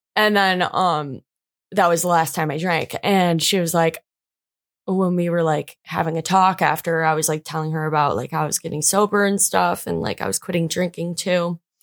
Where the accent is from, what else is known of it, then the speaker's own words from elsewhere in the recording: Macomb, United States; I'm from Macomb